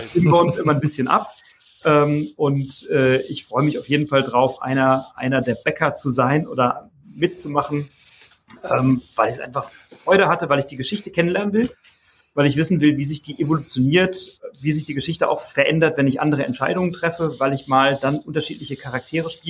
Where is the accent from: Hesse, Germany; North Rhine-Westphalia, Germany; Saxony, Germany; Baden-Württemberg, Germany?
Hesse, Germany; Wiesbaden; ich komme halt aus Wiesbaden